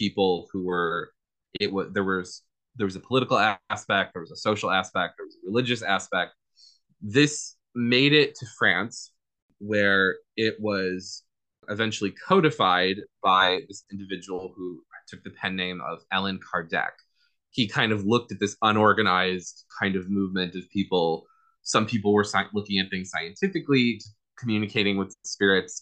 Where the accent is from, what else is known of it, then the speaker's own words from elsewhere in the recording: Rochester, New York, United States; moved away; also born or lived in Southern California; I was born here in Rochester, moved to Southern California, and then I moved back here probably like 10 years ago